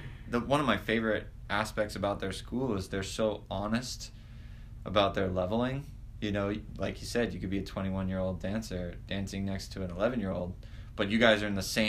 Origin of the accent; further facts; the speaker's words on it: Hawaii, United States; moved away; growing up in Hawaii again, it was you and myself and Benjamin Dorado.